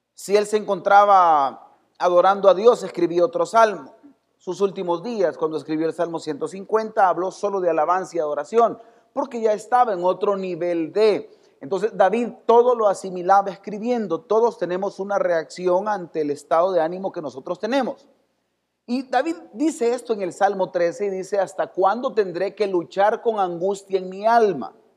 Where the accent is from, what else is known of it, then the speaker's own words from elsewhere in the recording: El Salvador; así somos los salvadoreños.